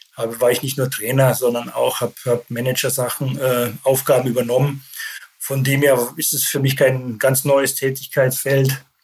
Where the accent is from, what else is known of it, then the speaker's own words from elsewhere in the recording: Landshut, Bavaria, Germany; moved away; also born or lived in Saarbrücken / Leverkusen / Düsseldorf / Gelsenkirchen; geboren in Landshut, das liegt in Bayern